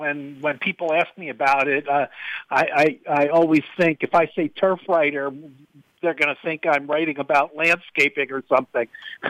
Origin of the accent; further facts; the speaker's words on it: New Jersey, United States; I grew up in New Jersey, and I went to the racetrack with my father, specifically more often than not, to Monmouth Park